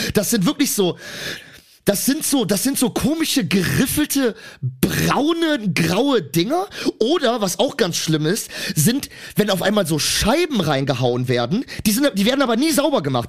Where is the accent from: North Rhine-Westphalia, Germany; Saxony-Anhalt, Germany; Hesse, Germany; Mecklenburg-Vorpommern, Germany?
North Rhine-Westphalia, Germany; Cologne; ich bin eine Kölsche Jung